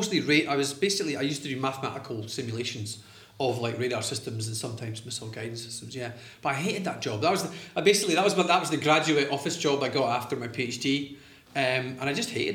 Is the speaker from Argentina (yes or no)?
no; Arbroath, Scotland, United Kingdom; I grew up in Arbroath